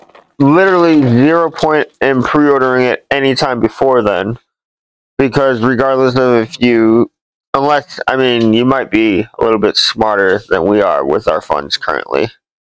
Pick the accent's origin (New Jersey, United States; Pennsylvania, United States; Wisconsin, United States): Wisconsin, United States; I was born here in town.